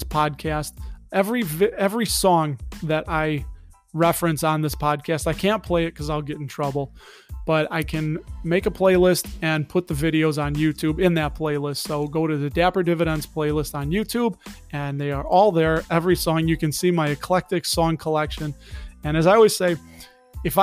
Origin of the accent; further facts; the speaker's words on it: Chicago, Illinois, United States; accent: Chicago; That's my Chicago accent